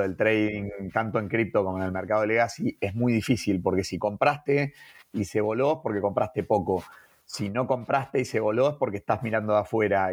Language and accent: Spanish; Argentina; somos argentinos